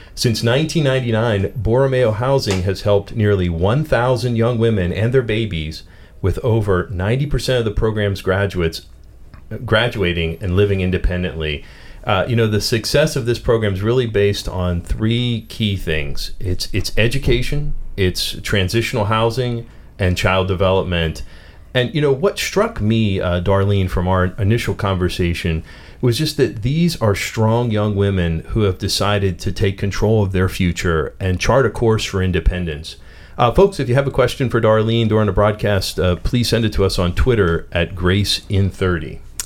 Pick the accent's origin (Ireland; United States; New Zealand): United States; Pittsburgh, Pennsylvania; accent: Pittsburgh; my Pittsburgh accent